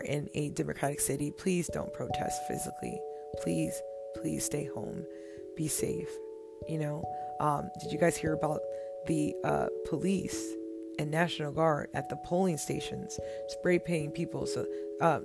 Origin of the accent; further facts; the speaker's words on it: United States; as an African-American woman